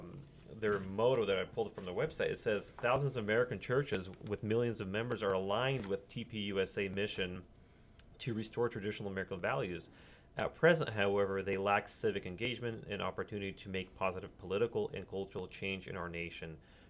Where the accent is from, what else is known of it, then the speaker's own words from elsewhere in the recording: Vancouver, British Columbia, Canada; in Vancouver, because I'm from Vancouver area